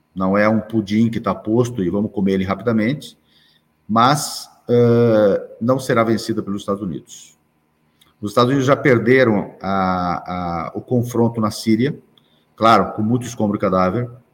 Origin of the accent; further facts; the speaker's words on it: Brazil; eu sou brasileiro, nasci aqui